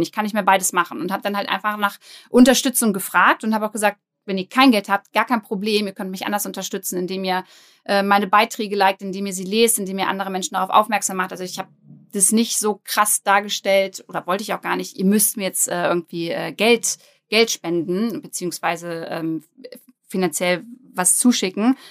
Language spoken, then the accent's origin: German; Braunschweig, Lower Saxony, Germany; ich komme aus Braunschweig, bin 29 Jahre alt